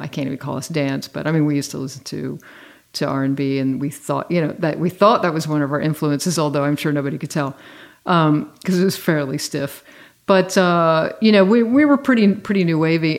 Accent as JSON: {"language": "English", "region": "Virginia", "country": "United States", "tie": "born or raised there", "said": "I grew up in Virginia."}